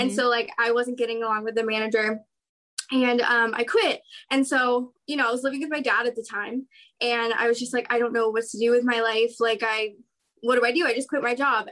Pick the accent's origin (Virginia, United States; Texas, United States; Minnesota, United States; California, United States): California, United States; San Diego; also born or lived in Orange County, California; now in Anaheim, United States; I'm from San Diego, California, currently living in Orange County, California